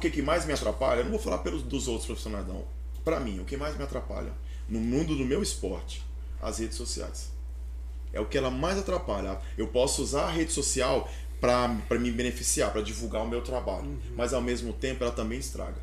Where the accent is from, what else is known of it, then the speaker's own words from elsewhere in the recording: Aragarças, Goiás, Brazil; moved away; also born or lived in Primavera do Leste / Barra do Garças; eu sou de Aragarças, meus pais são de lá.